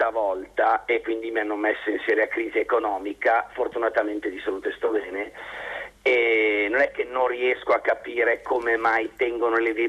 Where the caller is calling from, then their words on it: Milan, Lombardy, Italy; io siamo da Milano